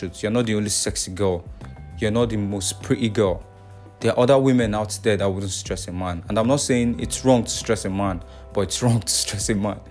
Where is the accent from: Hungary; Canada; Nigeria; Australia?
Nigeria; I'm from Nigeria.